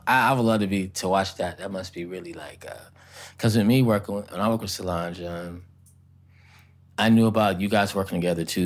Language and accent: English; Oakland, California, United States; moved away as an adult; now in Los Angeles, United States; I'm from Oakland